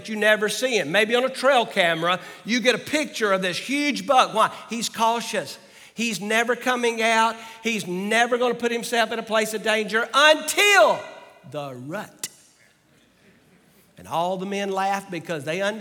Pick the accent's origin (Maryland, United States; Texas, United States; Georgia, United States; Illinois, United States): Georgia, United States; also born or lived in Arkansas; now in Virginia, United States; I grew up in Georgia and lived almost 20 years in Arkansas.